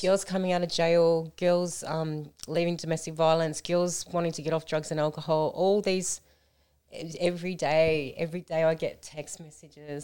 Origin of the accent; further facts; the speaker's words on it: Melton, Victoria, Australia; I grew up in Melton